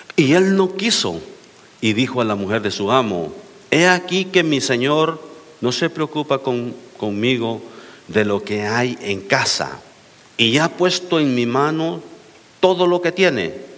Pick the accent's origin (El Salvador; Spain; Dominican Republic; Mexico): El Salvador; moved away; vengo del Salvador, donde ya casi nadie se casa, casi todos nomás se juntan.